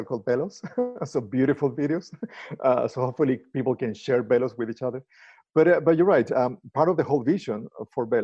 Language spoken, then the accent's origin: English; Chile; moved away as an adult; also born or lived in Argentina; now in United States; I'm originally from Chile.